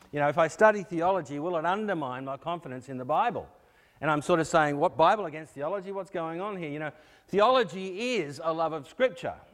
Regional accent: Australia; Uh, we came across from Australia. Originally, we came here in uh, 2004.

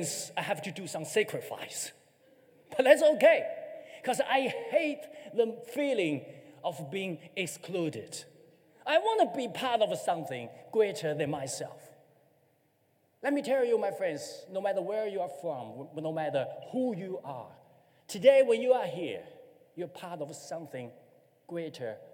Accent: China; moved away as an adult; now in New Zealand; I'm from China

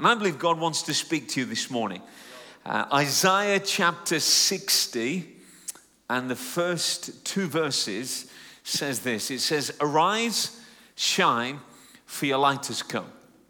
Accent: United Kingdom; Just an Indian Englishman, because I'm Punjabi Indian, but born and raised in the UK

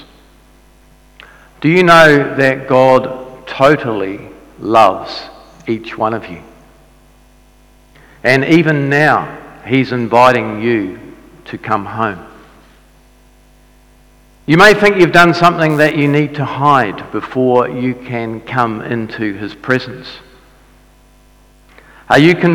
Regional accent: Dunedin, Otago, New Zealand; I grew up in Dunedin and my dad was a Baptist minister.

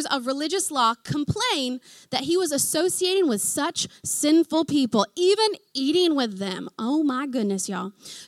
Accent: Oklahoma, United States; moved away as an adult; hence the accent, I'm from Oklahoma

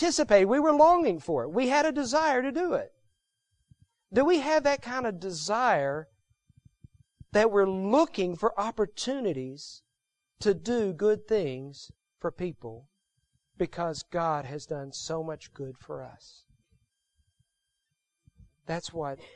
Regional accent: Texas, United States; moved away as an adult; I grew up in Texas

